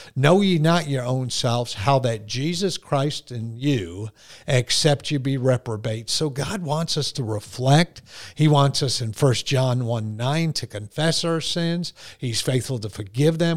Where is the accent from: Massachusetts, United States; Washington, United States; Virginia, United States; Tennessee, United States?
Massachusetts, United States; Boston; accent: Bostonian; I say guard. That's that whole uh, Bostonian mm-hmm. thing